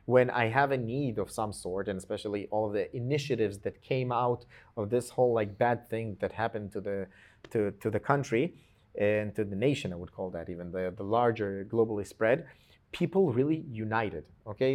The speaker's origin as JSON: {"language": "English", "country": "Israel", "tie": "born or raised there", "also_born_or_lived": "Georgia (country)", "said": "I came to Israel when I was almost seven, okay? I came from Georgia. uh, the country, not the state, in the U S"}